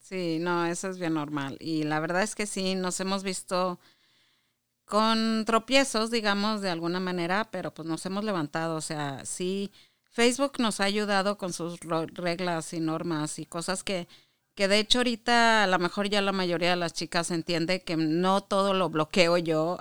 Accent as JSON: {"language": "Spanish", "region": "Chihuahua", "country": "Mexico", "tie": "born or raised there", "also_born_or_lived": "Mexico City / Monterrey / Juárez / Saltillo", "moved": "as an adult", "lives_now": "Michigan, United States", "said": "yo nací en el DF, bueno, lo que era en el DF, y eh, a los 10 años nos fuimos a vivir a Chihuahua por trabajo de mi papá. Y ahí me crié"}